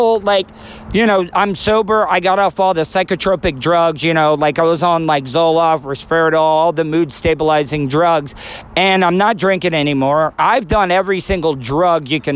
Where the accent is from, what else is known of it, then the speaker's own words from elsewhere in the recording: Florida, United States; I'm from Florida all my life, born and raised